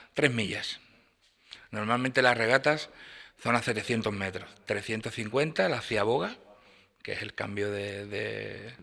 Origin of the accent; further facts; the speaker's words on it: La Cala del Moral, Andalusia, Spain; yo que soy de la Cala del Moral